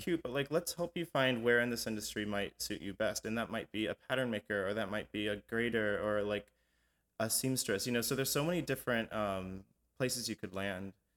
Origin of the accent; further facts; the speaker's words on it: Atlanta, Georgia, United States; we grew up in Atlanta